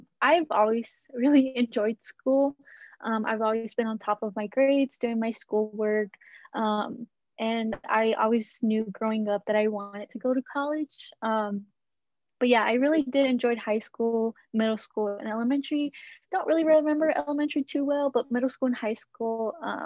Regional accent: Dallas, Texas, United States; I was born in Dallas, Texas, born and raised

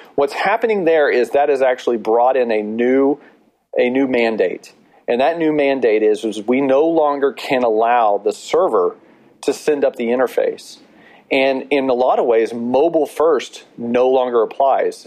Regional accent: Texas, United States; we are also from Texas

